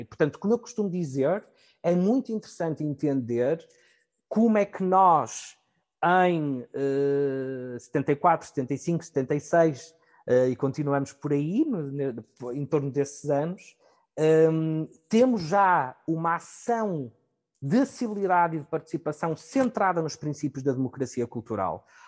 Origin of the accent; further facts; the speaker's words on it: Portugal; pelo nosso percurso enquanto portugueses